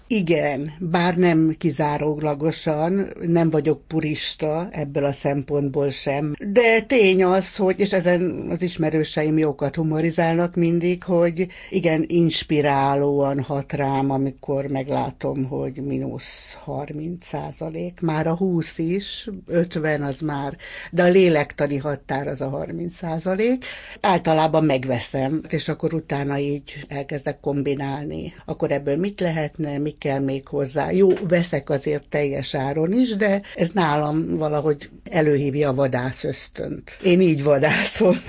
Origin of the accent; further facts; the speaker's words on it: Hungary; a 70-es, 80-as évek Magyarországában nőttünk föl